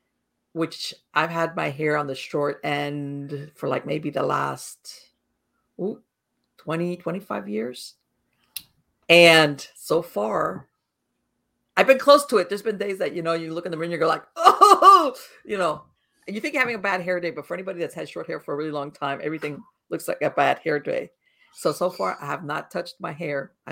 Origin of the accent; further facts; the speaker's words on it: Miami, Florida, United States; I was born and raised in Miami